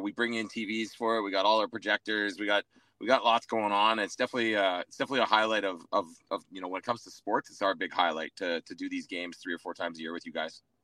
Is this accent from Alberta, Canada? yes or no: yes; Edmonton, Alberta, Canada; now in Calgary, Canada; I'm born and raised Edmonton guy